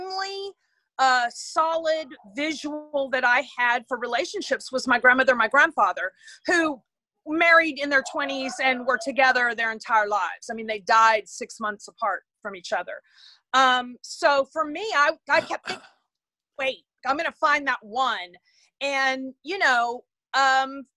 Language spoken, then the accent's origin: English; Houston, Texas, United States; I grew up in Houston, Texas.